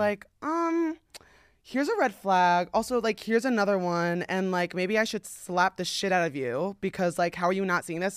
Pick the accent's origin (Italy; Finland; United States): United States; New Jersey; now in Los Angeles, United States; I'm from New Jersey